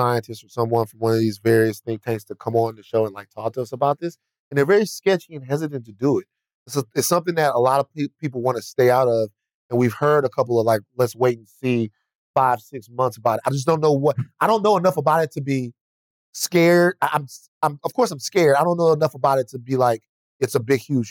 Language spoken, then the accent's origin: English; Baton Rouge, Louisiana, United States; I'm from Baton Rouge